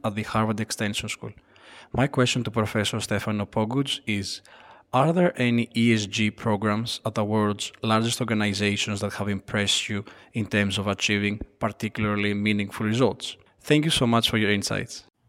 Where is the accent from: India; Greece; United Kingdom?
Greece; now in Switzerland; I'm from Greece but living in Switzerland